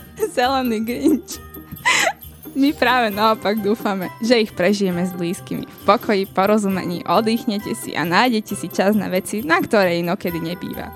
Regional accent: eastern Slovakia, Slovakia; o polievke sa u nás na východe stretneme aj s bobalkami

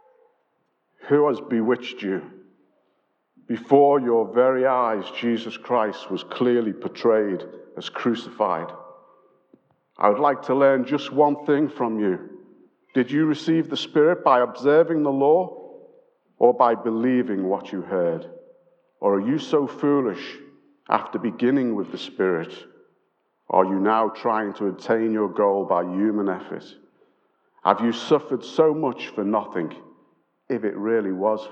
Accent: Liverpool, North West England, United Kingdom; we're from Liverpool

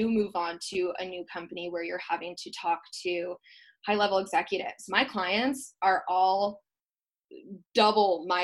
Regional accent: Wisconsin, United States; moved away as an adult; now in San Diego, United States; I grew up in Wisconsin, so moving outside of Wisconsin, there's always going to be cultural differences.

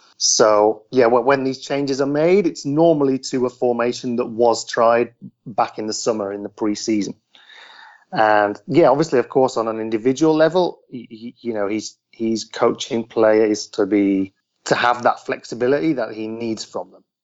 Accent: near Telford, Shropshire, West Midlands, United Kingdom; moved away as an adult; also born or lived in London; now in Buenos Aires, Argentina; I'm English. I live in Argentina now with my wife, but yeah, I mean, I grew up, spent my first 20 years in the UK, just from a small town near Telford in Shropshire

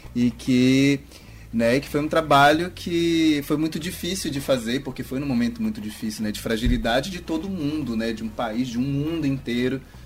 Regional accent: Marabá, Pará, Brazil; also born or lived in São Luís; now in Belém, Brazil; eu estava morando em Marabá, no sudeste do Pará, que é de onde eu sou, né? Hoje eu moro em Belém

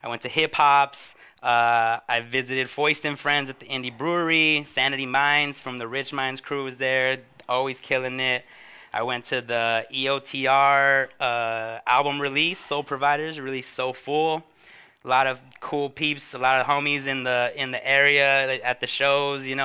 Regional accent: Huntington Park, California, United States; my hometown of Huntington Park

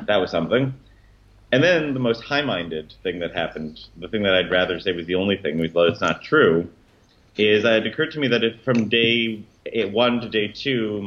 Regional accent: Toronto, Ontario, Canada; growing up in Toronto, it was still very Anglo-Canadian then

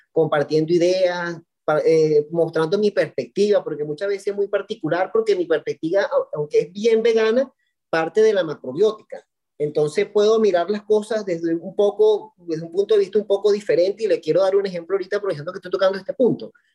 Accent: Valencia, Carabobo, Venezuela; soy de Venezuela, de Valencia, Estado Carabobo, una ciudad industrial

